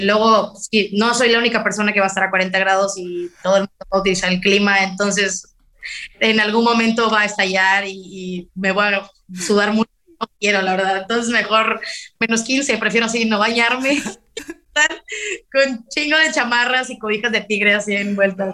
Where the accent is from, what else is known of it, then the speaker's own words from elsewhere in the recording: Veracruz, Mexico; also born or lived in McAllen, Texas; yo podría haber nacido en Macalén, Texas, pero solamente nací ahí, realmente nadie de mi familia es de ahí, ni muchísimo menos, y, pero pues, yo, yo me considero mexicana 100% y jarocha, pues al 400